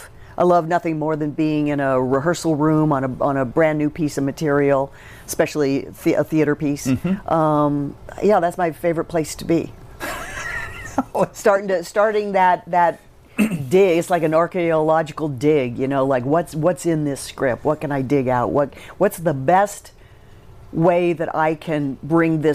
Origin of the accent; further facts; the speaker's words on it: Southern Illinois, United States; also born or lived in Chicago; now in New York, United States; I grew up in Southern Illinois